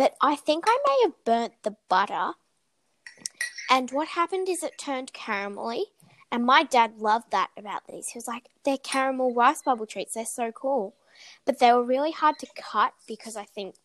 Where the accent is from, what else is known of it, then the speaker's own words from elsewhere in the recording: United States; we're American